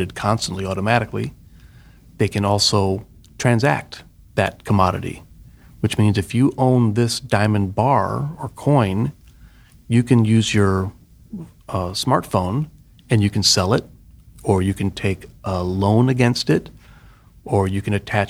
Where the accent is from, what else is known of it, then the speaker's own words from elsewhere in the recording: outside of St. Louis, Missouri, United States; moved away as an adult; also born or lived in Pittsburgh, Pennsylvania; I grew up in the Midwest in Missouri, outside of St. Louis